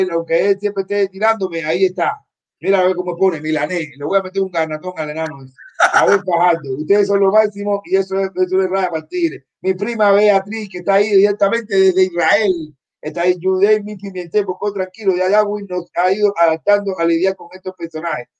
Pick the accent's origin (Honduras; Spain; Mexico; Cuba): Cuba; moved away; yo vengo de Cuba, de un barrio donde todo el mundo estábamos iguales